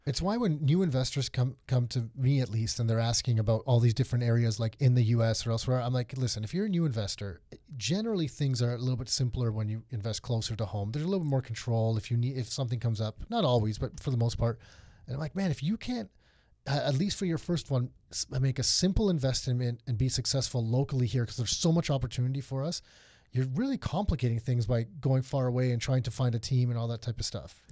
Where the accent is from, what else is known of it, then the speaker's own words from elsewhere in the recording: Mississauga, Ontario, Canada; we grew up east side of Mississauga